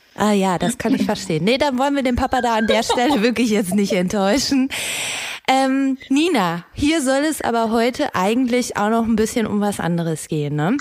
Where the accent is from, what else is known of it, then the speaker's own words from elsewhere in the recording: North Rhine-Westphalia, Germany; Meine Heimat